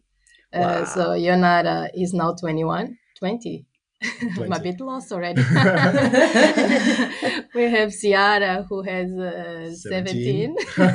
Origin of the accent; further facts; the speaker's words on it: Portugal; moved away as an adult; also born or lived in Angola; I'm born in Angola, and I grew up in Portugal. And recently, we moved to Portugal again to live.